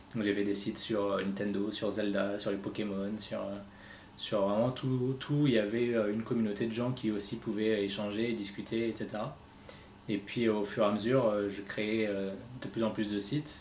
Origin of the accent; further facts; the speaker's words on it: Reims, Grand Est, France; j'habite à Reims, je suis né à Reims et j'ai toujours vécu ici